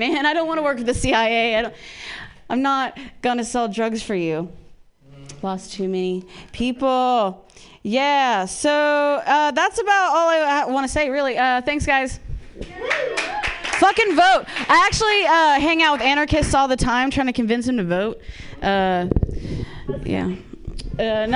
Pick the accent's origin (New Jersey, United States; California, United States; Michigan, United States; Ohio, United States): Ohio, United States; moved away; I grew up in Ohio with lesbian parents